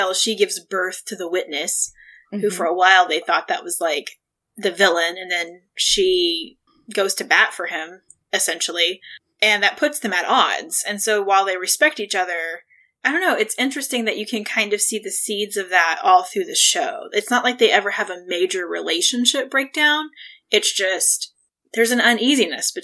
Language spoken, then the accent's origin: English; Texas, United States; now in St. Louis, United States; I'm from Texas.